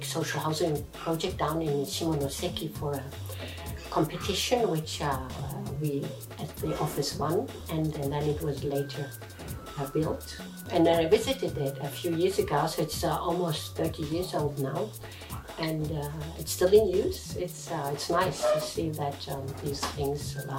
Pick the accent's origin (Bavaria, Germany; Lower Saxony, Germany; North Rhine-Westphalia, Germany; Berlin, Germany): Lower Saxony, Germany; Hanover; moved away as an adult; also born or lived in Italy / Switzerland; now in Tokyo, Japan; I'm from Germany, but I live in Tokyo